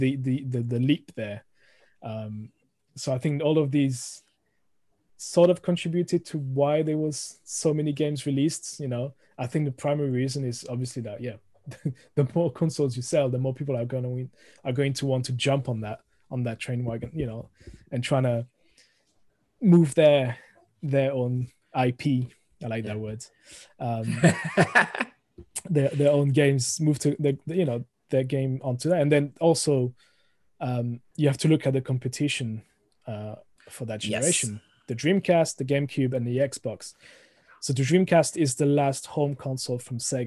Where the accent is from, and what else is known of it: France; accent: thick French; moved away; also born or lived in United Kingdom